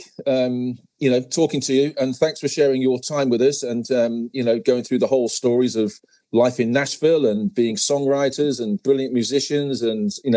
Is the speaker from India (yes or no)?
no; United Kingdom; being a Brit